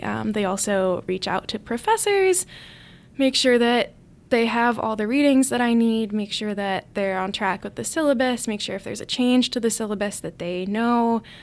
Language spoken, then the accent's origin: English; Allentown, Pennsylvania, United States; moved away as an adult; now in Notre Dame, United States; I'm from Allentown, Pennsylvania, which is about an hour and a half north of Philadelphia